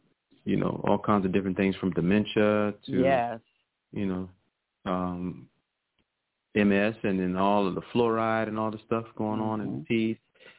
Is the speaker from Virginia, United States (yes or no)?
yes; Virginia, United States; You know, I'm from Virginia, so I've seen him, who he is.